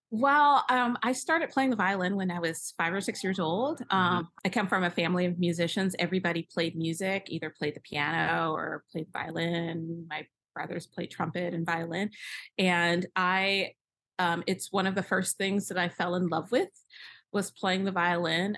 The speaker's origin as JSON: {"language": "English", "region": "Michigan", "country": "United States", "tie": "born or raised there", "said": "I grew up around in Michigan"}